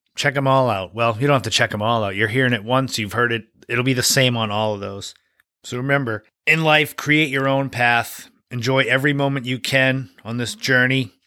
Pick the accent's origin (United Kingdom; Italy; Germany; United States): United States; Cape Cod, Massachusetts; growing up on Cape Cod